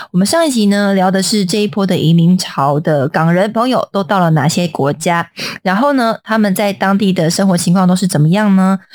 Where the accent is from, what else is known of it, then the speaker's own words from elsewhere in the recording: Taiwan; 我们台湾人